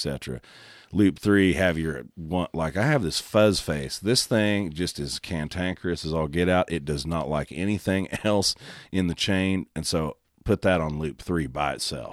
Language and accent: English; Oklahoma, United States; I'm from Oklahoma